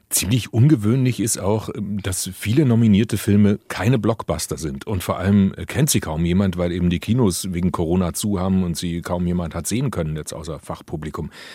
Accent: Germany; Bei uns in Deutschland

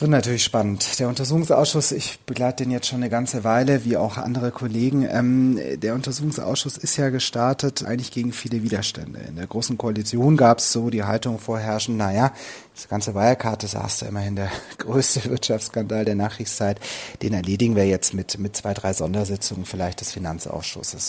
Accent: Ludwigsburg, Baden-Württemberg, Germany; moved away as an adult; also born or lived in Cologne; Ich bin äh, aufgewachsen in Ludwigsburg bei Stuttgart

